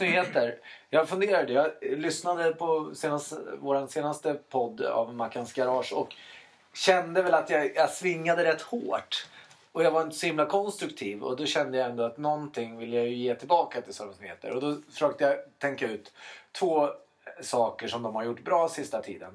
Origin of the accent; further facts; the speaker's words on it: Sweden; i Elstaberg där jag växte upp